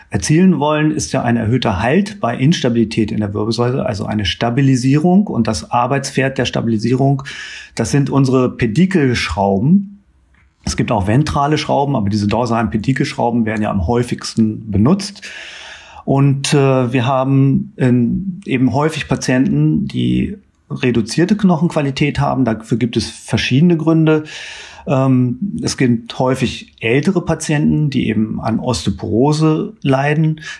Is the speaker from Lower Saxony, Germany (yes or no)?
yes; Hanover, Lower Saxony, Germany; Ich stamme ursprünglich aus Hannover